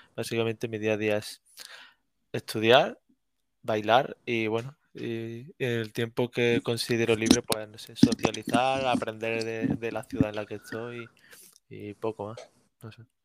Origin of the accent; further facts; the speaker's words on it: Córdoba, Andalusia, Spain; moved away as an adult; now in Granada, Spain; soy de Córdoba, aunque ahora mismo me encuentro viviendo en Granada